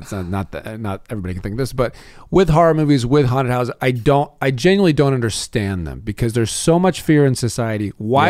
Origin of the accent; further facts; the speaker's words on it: the South, United States; I'm from the South